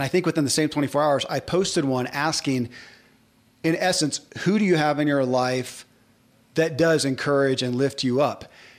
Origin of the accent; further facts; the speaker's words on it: the South, United States; I grew up in the South, too